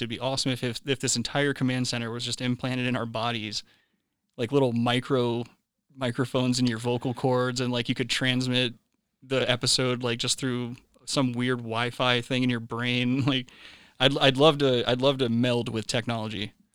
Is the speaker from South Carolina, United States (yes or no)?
yes; South Carolina, United States; my home state of South Kakalaki in Charleston there.